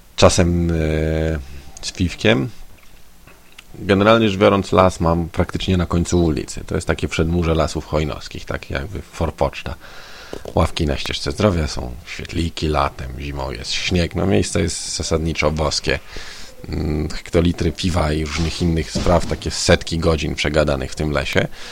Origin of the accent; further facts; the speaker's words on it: Konstancin-Jeziorna, Masovian Voivodeship, Poland; moved away as an adult; also born or lived in Warsaw; siedzenia w rodzinnym Konstancinie